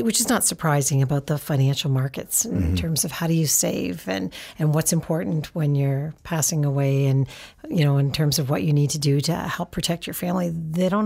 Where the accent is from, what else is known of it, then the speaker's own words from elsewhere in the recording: Canada; moved away as an adult; also born or lived in United States; I am a Canadian.